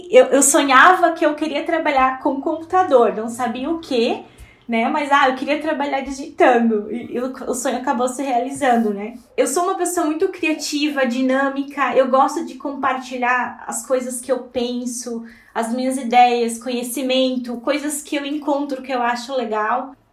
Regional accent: Blumenau, Santa Catarina, Brazil; eu sou natural aqui de Blumenau.

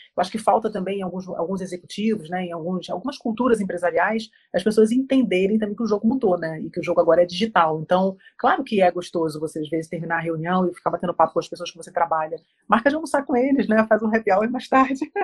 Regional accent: Rio de Janeiro, Brazil; now in Curitiba, Brazil; eu sou carioca, mas eu moro em Curitiba há 16 anos

